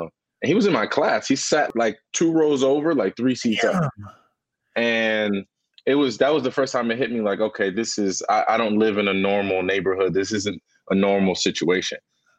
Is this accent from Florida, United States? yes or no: no; Paterson, New Jersey, United States; growing up in Patterson